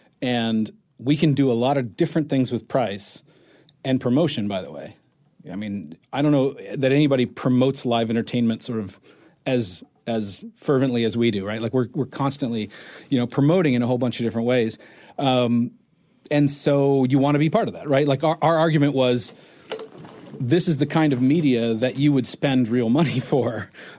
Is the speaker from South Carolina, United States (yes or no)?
yes; South Carolina, United States; moved away as an adult; also born or lived in Japan; I grew up in South Carolina.